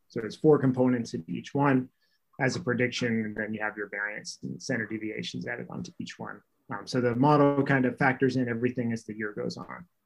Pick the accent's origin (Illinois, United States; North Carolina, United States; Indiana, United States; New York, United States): North Carolina, United States; we grew up in North Carolina, so we played in North Carolina all through high school and college